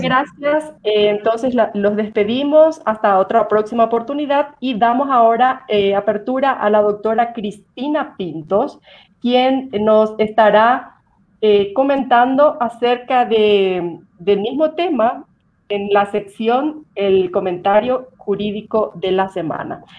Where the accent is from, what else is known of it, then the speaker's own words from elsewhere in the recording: Paraguay; now in Quito, Ecuador; yo soy paraguaya y vivo en Quito